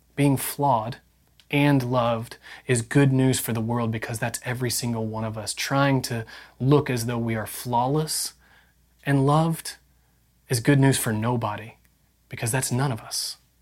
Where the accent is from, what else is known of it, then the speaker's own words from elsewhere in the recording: Indiana, United States; I grew up in Indiana